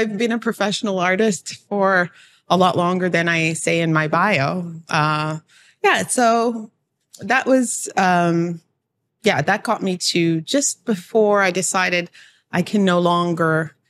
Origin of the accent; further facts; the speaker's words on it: Toronto, Ontario, Canada; Well, I am from Toronto.